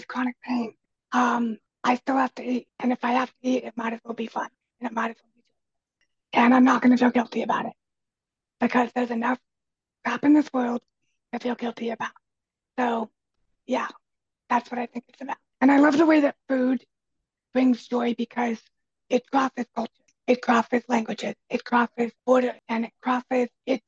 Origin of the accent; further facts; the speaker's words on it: United States; I'm actually first generation mainland in my family.